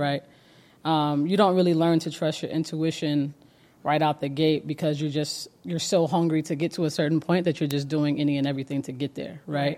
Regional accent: Georgia, United States; also born or lived in Cleveland, Ohio; I am, uh, born in Cleveland, Ohio, moved to Georgia very, very young in the outskirts

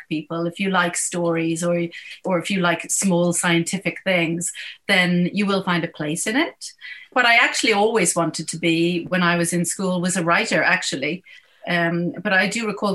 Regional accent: Dublin, Leinster, Ireland; moved away as an adult; now in United Kingdom; I'm from Dublin and I studied medicine in Trinity, and I am now a neurologist at the National Hospital of Neurology in the UK

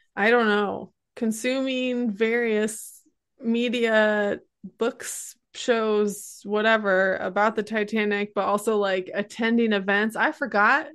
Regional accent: Great Lakes, United States; I come from the Great Lakes region

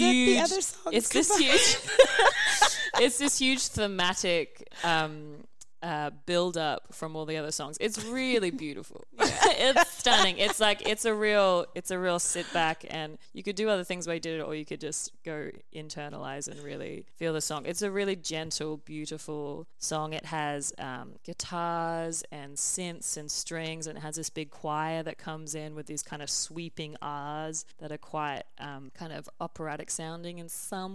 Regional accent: Australia; I'm Australian

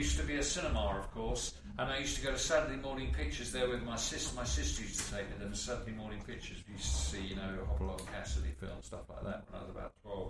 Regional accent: London, United Kingdom; I was born and raised in just north of Kentish Town in North London, NW5.

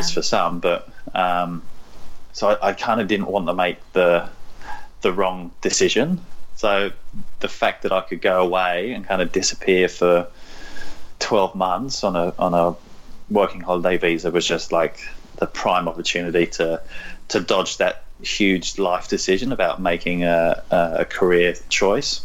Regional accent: London, United Kingdom; moved away as an adult; also born or lived in Norfolk; now in Australia; So I was born in London, uh, I was there for a number of years, and then kind of we got further and further away from London, but still sort of in and around London.

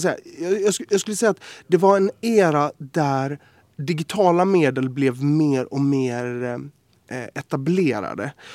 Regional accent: Gothenburg, Västra Götaland, Sweden; i skärgården i Göteborg, där jag växte upp

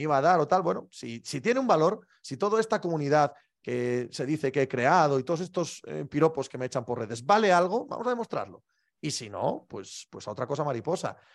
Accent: Cangas del Narcea, Asturias, Spain; born or raised there

